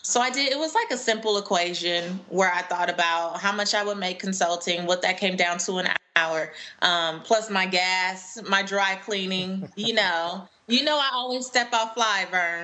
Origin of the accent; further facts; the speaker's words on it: Los Angeles, California, United States; moved away as an adult; now in Atlanta, United States; I grew up in Los Angeles and I moved to Atlanta in 2009